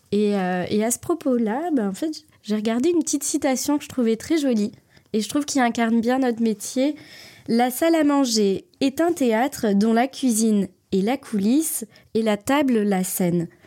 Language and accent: French; Valence, Auvergne-Rhône-Alpes, France; born there; also born or lived in Toulouse; Alors, je suis née à Valence, dans la Drôme. Euh, c'est pas forcément une région que je connais très bien. Mon père bougeait tous les trois ans, donc j'ai beaucoup déménagé en France.